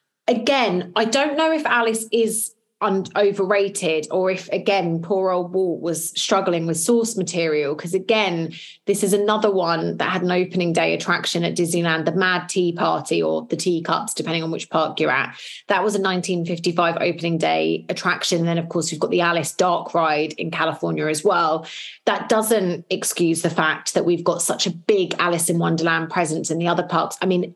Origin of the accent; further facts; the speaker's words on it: United Kingdom; we're British